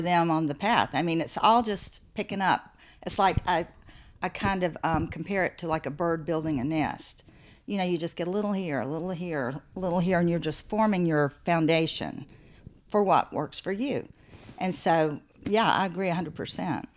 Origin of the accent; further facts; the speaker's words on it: the South, United States; also born or lived in St. Simons Island, Georgia; I grew up in the South.